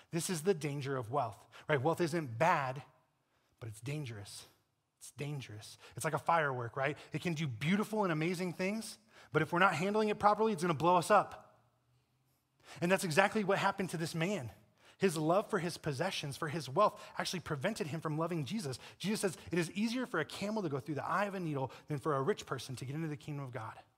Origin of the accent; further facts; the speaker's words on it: Colorado, United States; I'm from Colorado